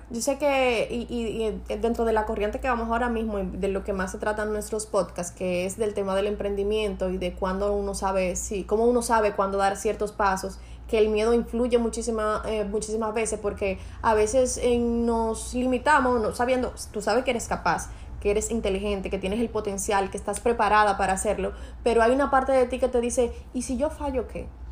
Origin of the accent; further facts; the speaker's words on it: Santo Domingo Este, Distrito Nacional, Dominican Republic; yo vengo de un barrio de los Minas